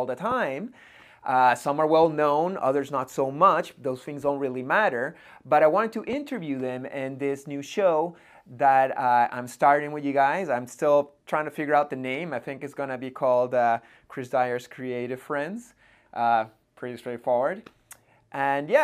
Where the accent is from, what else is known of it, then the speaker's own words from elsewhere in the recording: Montreal, Quebec, Canada; I hang out a lot in Montreal, in my hometown